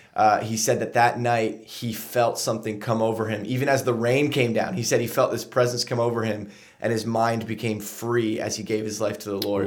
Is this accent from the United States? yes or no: yes; Lancaster, Pennsylvania, United States; also born or lived in Huntington Beach, California; I grew up here in Lancaster